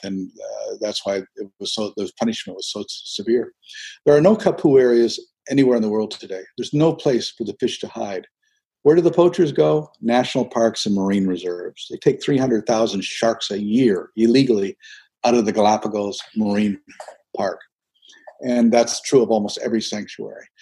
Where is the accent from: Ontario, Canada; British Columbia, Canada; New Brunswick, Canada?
New Brunswick, Canada; St. Andrews; moved away; I was raised in an Eastern Canadian fishing village